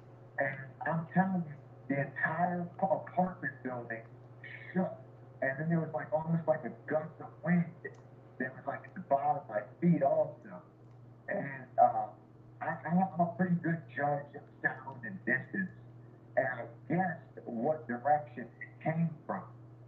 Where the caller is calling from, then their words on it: Annapolis, Maryland, United States; But I'm here in Annapolis, where, the, you know, home of the Navy. The Naval Academy's here. I'm 25 minutes from Washington, D.C.